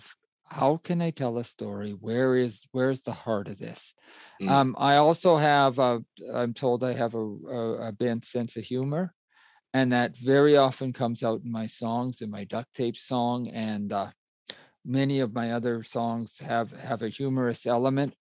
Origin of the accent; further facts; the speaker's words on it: Alberta, Canada; I grew up in Alberta in the 70s and 80s, Western Canada